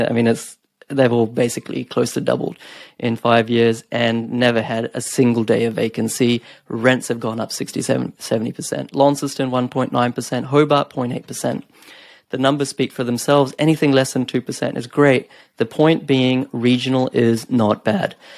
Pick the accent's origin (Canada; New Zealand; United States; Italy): New Zealand; Napier, Hawke's Bay; now in Australia; even the smallest towns like Napier, where I grew up